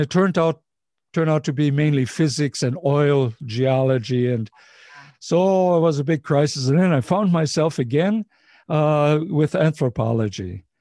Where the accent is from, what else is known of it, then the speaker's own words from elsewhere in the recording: Ohio, United States; when I grew up in Ohio